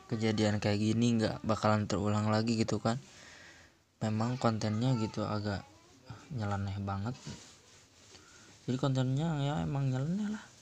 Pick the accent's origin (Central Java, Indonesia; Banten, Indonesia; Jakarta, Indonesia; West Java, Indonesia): West Java, Indonesia; gue selaku warga Jawa Barat juga gitu kan